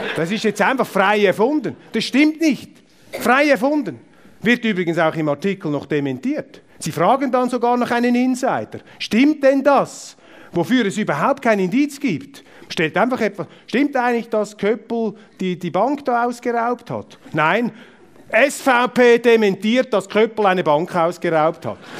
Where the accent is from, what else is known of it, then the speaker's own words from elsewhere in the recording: Zurich, Switzerland; Ich bin äh, Zürcher mit Migrationshintergrund